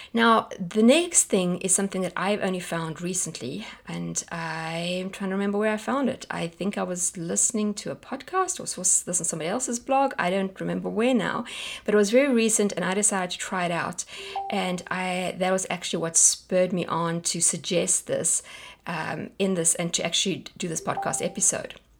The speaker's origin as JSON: {"language": "English", "country": "South Africa", "moved": "yes", "said": "we're South African"}